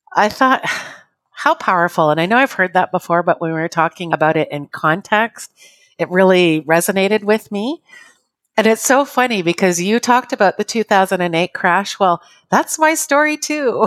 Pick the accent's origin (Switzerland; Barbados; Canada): Canada; I'm Canadian